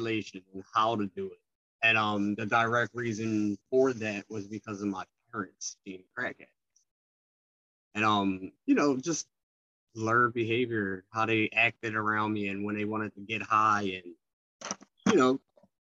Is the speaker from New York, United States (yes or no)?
no; Philadelphia, Pennsylvania, United States; I am from West Philadelphia, though. Born and raised